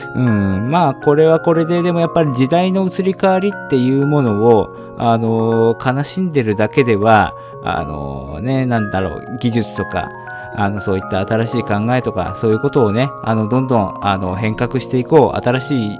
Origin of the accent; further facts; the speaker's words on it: Shizuoka, Japan; moved away as an adult; also born or lived in Tokyo; 18で、えー、静岡を出て上京して、えー、大学に入って